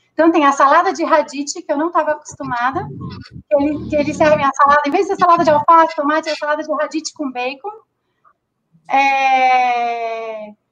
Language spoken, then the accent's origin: Portuguese; Rio de Janeiro, Brazil; moved away; also born or lived in Rio Grande do Sul; eu sou carioca